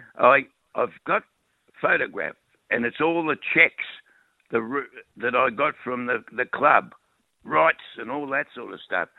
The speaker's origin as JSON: {"language": "English", "town": "Melbourne", "region": "Victoria", "country": "Australia", "tie": "born or raised there", "said": "I was born, bred, educated, married. I married the girl that lived opposite me uh, in Richmond, in Lennox Street, Richmond."}